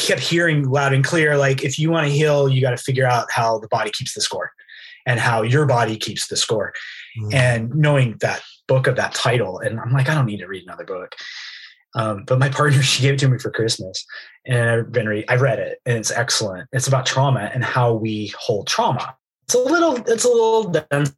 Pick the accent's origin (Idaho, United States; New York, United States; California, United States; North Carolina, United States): Idaho, United States; I'm from Idaho.